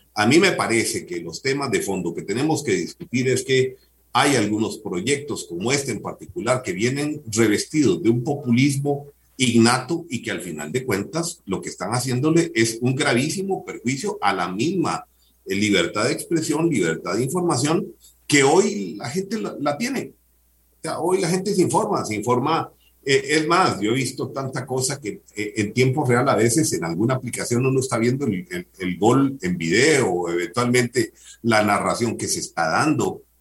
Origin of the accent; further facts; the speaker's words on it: Costa Rica; como costarricenses